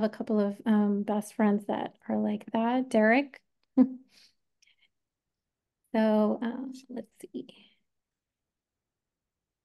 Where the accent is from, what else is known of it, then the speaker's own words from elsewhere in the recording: New York, United States; moved away; I am originally from New York